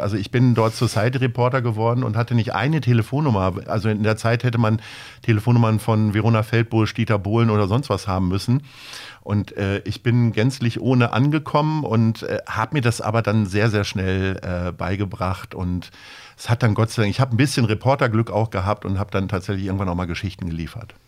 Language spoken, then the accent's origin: German; Stadthagen, Lower Saxony, Germany; moved away as an adult; also born or lived in Hanover; now in Hamburg, Germany; Geboren in Hannover im April 1970 und äh, aber aufgewachsen in einem kleinen Ort in der Nähe von Hannover, Stadt Hagen